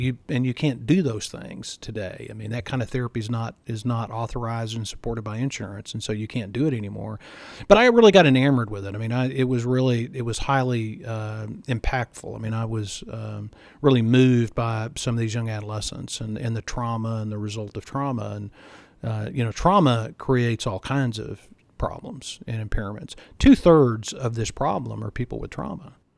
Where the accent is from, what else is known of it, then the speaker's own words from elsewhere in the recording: Texas, United States; I grew up in Texas